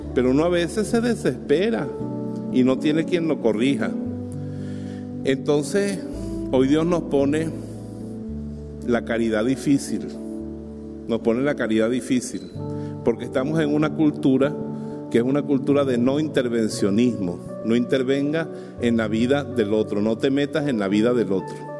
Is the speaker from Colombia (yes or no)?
no; Bejuma, Carabobo, Venezuela; en mi pueblo, en Bejuma